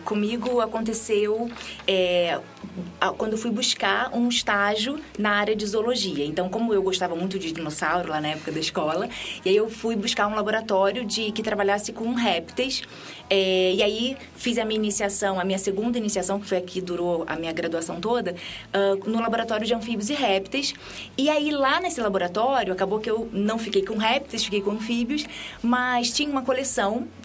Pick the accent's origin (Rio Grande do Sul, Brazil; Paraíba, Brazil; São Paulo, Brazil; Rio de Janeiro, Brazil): Rio de Janeiro, Brazil; moved away; eu sou lá do Rio de Janeiro